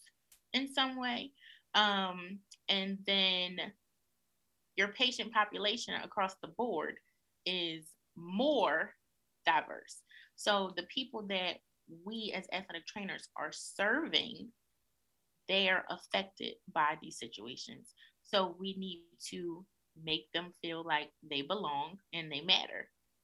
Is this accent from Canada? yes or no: no; Philadelphia, Pennsylvania, United States; being a Black woman growing up in North Philadelphia